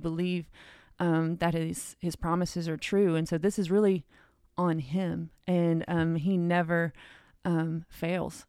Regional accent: Cleveland, United States; I was born and raised here in Cleveland

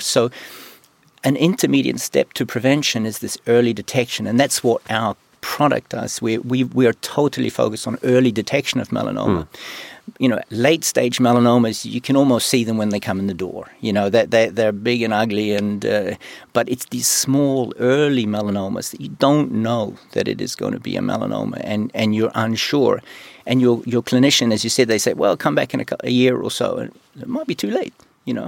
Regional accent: New Zealand; moved away; also born or lived in Sweden / China; I'm from New Zealand

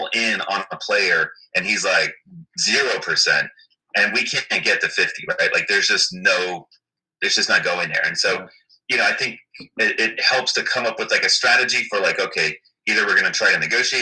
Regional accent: Miami, Florida, United States; moved away as an adult; now in Washington, D.C., United States; born and raised in Miami, Florida

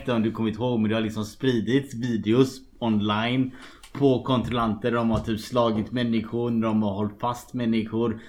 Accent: Gothenburg, Västra Götaland, Sweden; moved away as an adult; also born or lived in Shanghai, China; now in Dublin, Ireland; jag är också från Göteborg

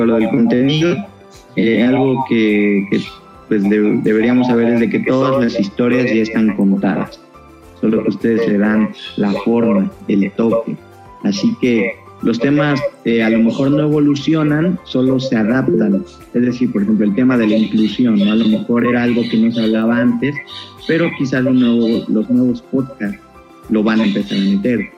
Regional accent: Mexico; Nosotros como mexicanos

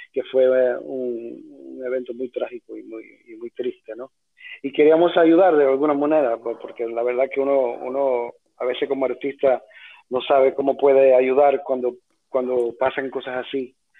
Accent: New York City, New York, United States; born or raised there; also born or lived in Cuba

